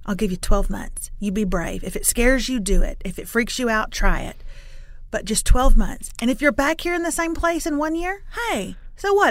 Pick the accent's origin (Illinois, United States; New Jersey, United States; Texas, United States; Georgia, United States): Texas, United States; Lufkin; I'm from Lufkin, which is in East Texas, town of about 40,000